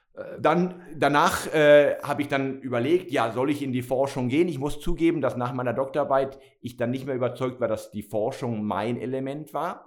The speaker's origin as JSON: {"language": "German", "town": "Barcelona", "region": "Catalonia", "country": "Spain", "tie": "born or raised there", "also_born_or_lived": "Germany / Basel, Switzerland / Madrid / San Francisco", "moved": "as an adult", "lives_now": "Wolhusen, Switzerland", "said": "ich bin ja geboren und aufgewachsen in Barcelona."}